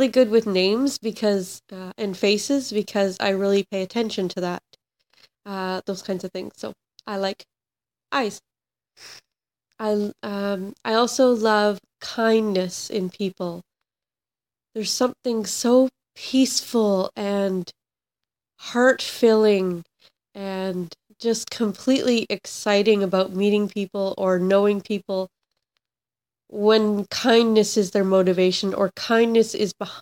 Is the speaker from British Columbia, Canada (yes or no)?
yes; Vancouver Island, British Columbia, Canada; now in New Westminster, Canada; I grew up on Vancouver Island